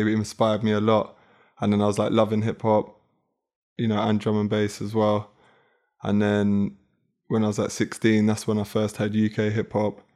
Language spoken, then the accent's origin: English; London, United Kingdom; from South London, like Hernhill